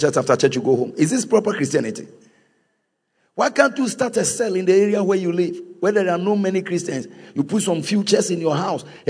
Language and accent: English; Volta, Ghana; I am from Volta